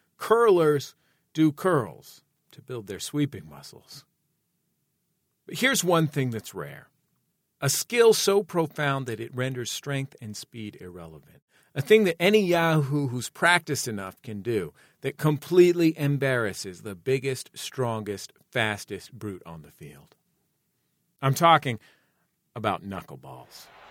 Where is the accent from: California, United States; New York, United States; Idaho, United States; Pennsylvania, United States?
California, United States; San Francisco; the neighborhood, uh, that I grew up in in San Francisco, the mission